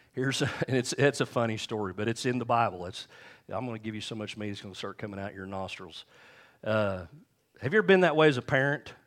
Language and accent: English; United States; we grew up here in Lee D